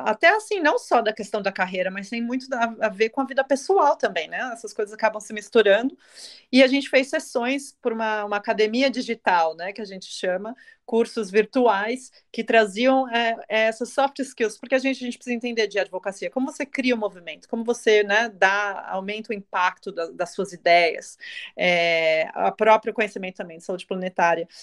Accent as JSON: {"language": "Portuguese", "country": "Brazil", "moved": "yes", "lives_now": "Germany", "said": "eu, sendo brasileira, apesar de estou morando na Alemanha no momento"}